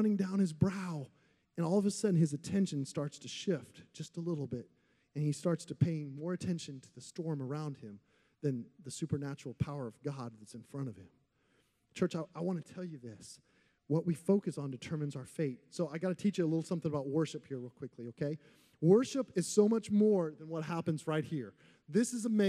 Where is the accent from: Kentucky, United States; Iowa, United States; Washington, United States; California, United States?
Iowa, United States; moved away; when I was growing up in Iowa